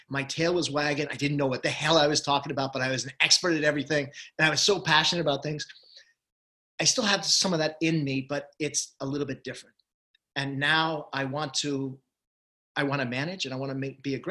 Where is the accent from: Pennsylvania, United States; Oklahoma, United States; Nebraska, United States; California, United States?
Pennsylvania, United States; Allentown; moved away; also born or lived in Boston; when I was living in my hometown of Allentown, Pennsylvania